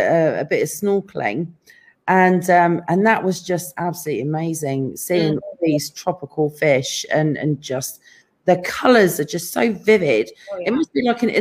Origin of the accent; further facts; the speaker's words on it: England, United Kingdom; now in California, United States; I'm from England